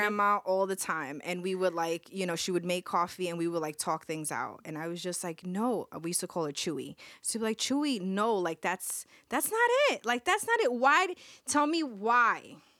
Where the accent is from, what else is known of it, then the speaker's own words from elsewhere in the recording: New York City, New York, United States; we grew up in Fort Greene. We grew up in Fort Greene